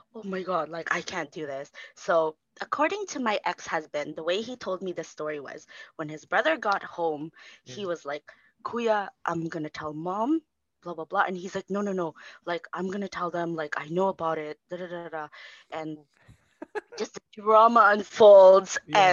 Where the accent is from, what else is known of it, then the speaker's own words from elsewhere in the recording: Philippines; we're filipinos